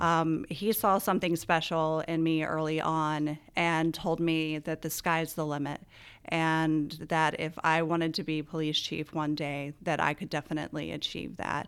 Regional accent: Winchester, Virginia, United States; I grew up in Winchester

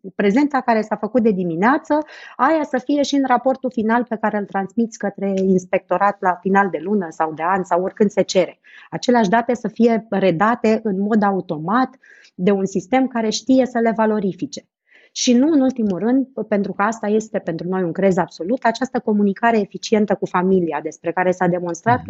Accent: Romania; nouă, ca români

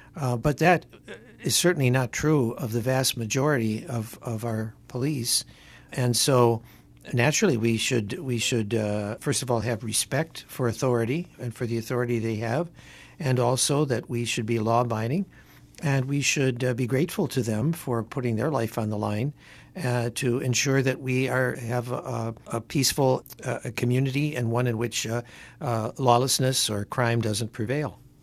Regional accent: Detroit, Michigan, United States; now in Connecticut, United States; when I was growing up in Detroit

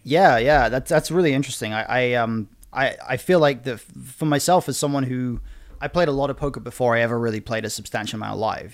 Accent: United Kingdom; I'm British

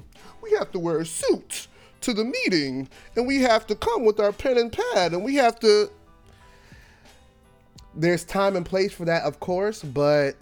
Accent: New York City, New York, United States; I was born in Brooklyn in hip hop, and I was born to Trini and Cuban parents. I grew up poor

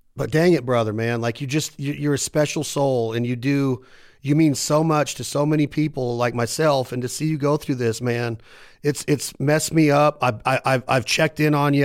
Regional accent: Reno, Nevada, United States; I'm from Reno, Nevada.

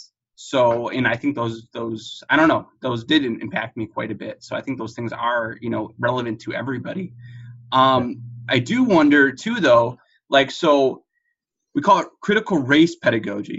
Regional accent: Detroit, Michigan, United States; I grew up in Detroit and right outside of the Detroit area.

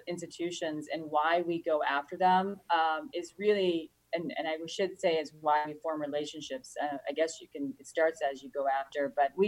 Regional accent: a suburb outside of Chicago, Illinois, United States; I worked in a suburb outside of Chicago, actually close to where I grew up

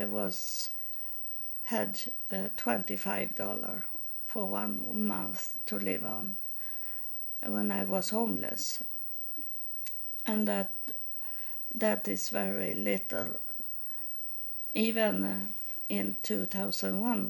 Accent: Sweden; English is a second language; I was from Sweden, that I didn't live in United States

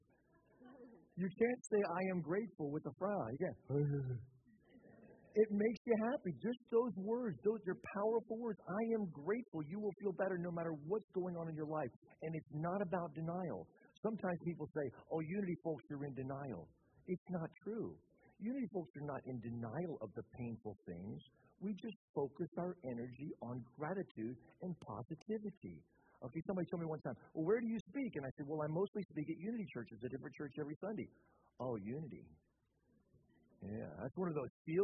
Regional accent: Louisiana, United States; now in Orlando, United States; I grew up in the South, grew up in Louisiana. We live in Florida now

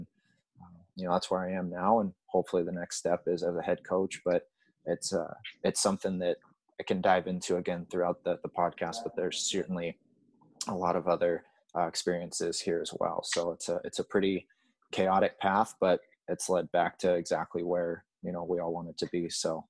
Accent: Huntington Beach, California, United States; moved away as an adult; also born or lived in Massachusetts; growing up in Huntington Beach, California

